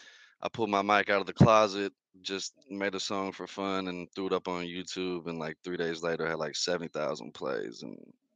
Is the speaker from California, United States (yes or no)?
yes; California, United States; I'm from Cali.